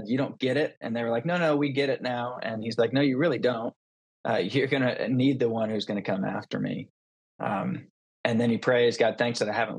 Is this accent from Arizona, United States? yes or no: no; Atlanta, Georgia, United States; I was born in Atlanta, Georgia, and I grew up in a Christian household